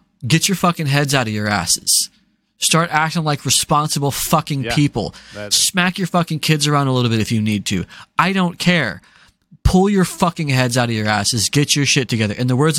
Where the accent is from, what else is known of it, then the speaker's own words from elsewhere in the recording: the South, United States; I'm from the South. I'm from a very racist area.